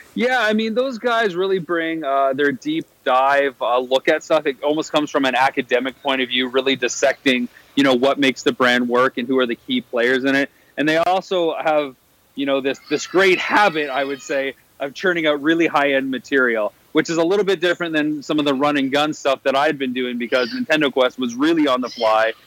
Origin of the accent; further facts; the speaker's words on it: Canada; my hometown in Canada